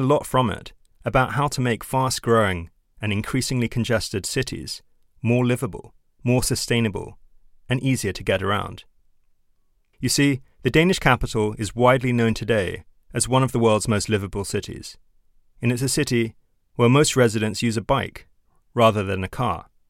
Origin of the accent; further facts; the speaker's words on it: London, United Kingdom; moved away as an adult; now in Copenhagen, Denmark; it's where I decided to make my home a few years ago, after growing up in London